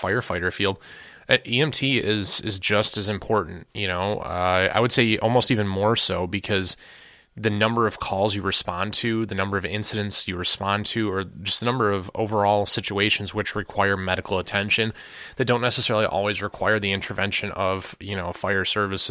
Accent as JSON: {"language": "English", "town": "Detroit", "region": "Michigan", "country": "United States", "said": "I'm from Detroit, we don't have like great wild wilderness here"}